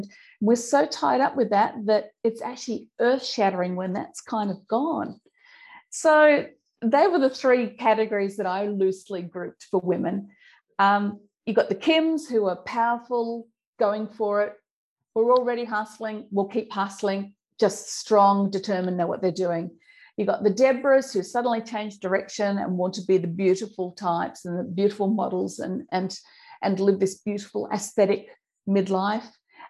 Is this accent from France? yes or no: no; Australia; accent: Australian; I'll give you my old Aussie accent here, we call them Shazza. Shazza's the Sheila, you know, the Sheila that, you know, goes, I've still got the Aussie twang in there, yeah.